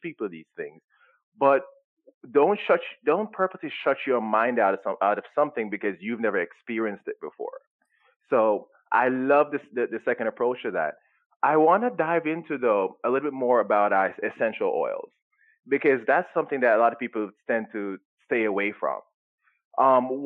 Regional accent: Jamaica; moved away; I was brought up in Jamaica

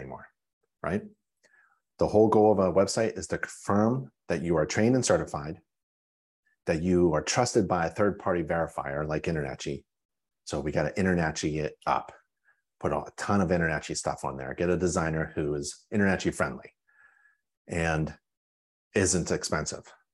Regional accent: Pittsburgh, Pennsylvania, United States; Pennsylvania. I grew up in Pittsburgh

